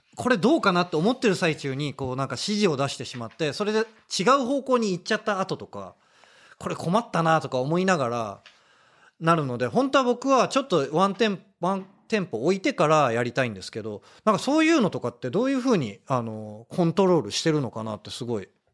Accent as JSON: {"language": "Japanese", "region": "Tokyo", "country": "Japan", "tie": "born or raised there", "said": "東京生まれだったのも、"}